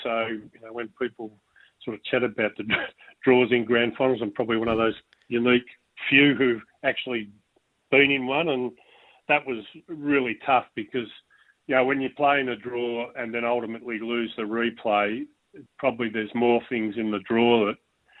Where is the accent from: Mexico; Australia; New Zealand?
Australia; Reservoir, Victoria; also born or lived in London, United Kingdom / Brighton, United Kingdom; now in Brisbane, Australia; I grew up in Reservoir